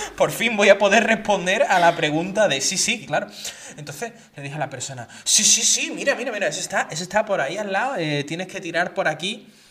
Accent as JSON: {"language": "Spanish", "town": "Seville", "region": "Andalusia", "country": "Spain", "also_born_or_lived": "Basque Country", "moved": "yes", "lives_now": "Catalonia, Spain", "said": "yo soy de Sevilla"}